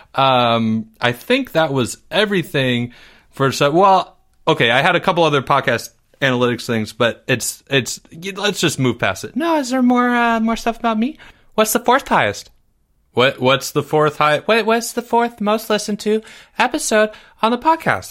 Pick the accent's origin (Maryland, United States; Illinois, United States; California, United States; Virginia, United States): Maryland, United States; I'm from Maryland